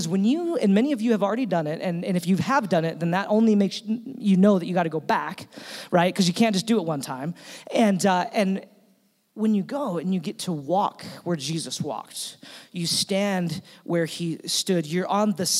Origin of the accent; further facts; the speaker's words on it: Utah, United States; we're from Utah